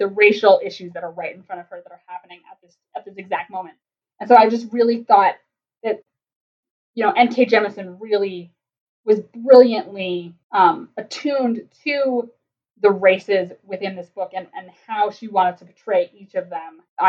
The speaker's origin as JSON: {"language": "English", "region": "New Jersey", "country": "United States", "tie": "born or raised there", "said": "being from the East Coast, having been in New York, living in New Jersey, growing up in New Jersey"}